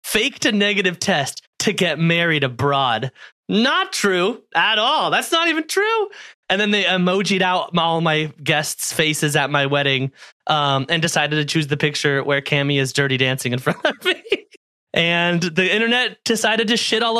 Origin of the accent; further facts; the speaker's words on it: California, United States; my home state of California